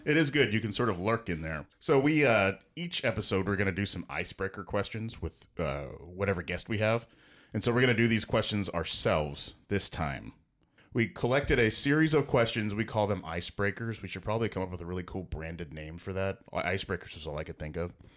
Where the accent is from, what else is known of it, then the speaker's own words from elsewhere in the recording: Houston, Texas, United States; I'm a Houston native